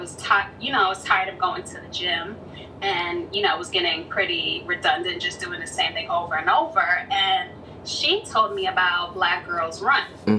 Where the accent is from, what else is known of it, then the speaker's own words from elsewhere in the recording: New York City, New York, United States; now in Long Island, United States; I was born in the Bronx, but I live in Long Island now